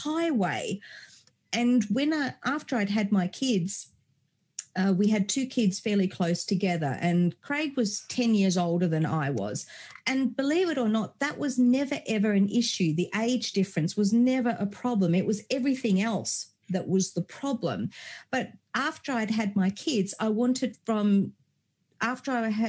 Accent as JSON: {"language": "English", "country": "Germany", "tie": "born or raised there", "said": "I was born in Germany many moons ago."}